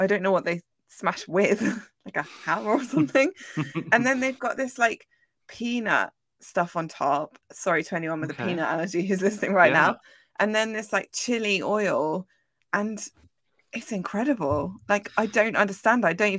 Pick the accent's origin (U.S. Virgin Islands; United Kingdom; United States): United Kingdom; Braunton, South West England; I grew up in Braunton, and I remember just like all the time just seeing people queuing outside of me